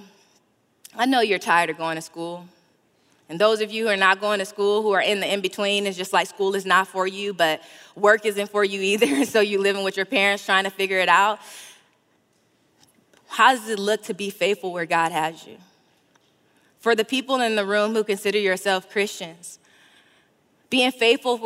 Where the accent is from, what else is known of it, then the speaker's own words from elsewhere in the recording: California, United States; I'm from California